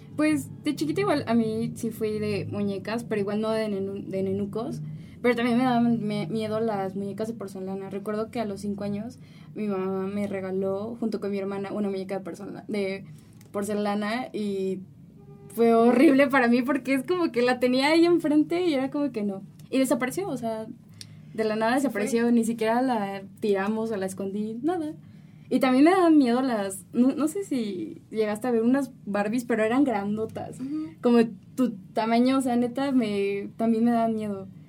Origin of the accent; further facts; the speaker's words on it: Mexico; ya conforme vas creciendo, obviamente, pues aquí en México